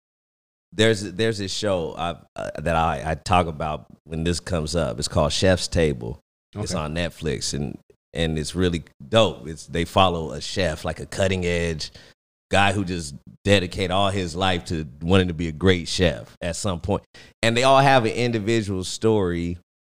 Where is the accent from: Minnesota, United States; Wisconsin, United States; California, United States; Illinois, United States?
California, United States; I'm from California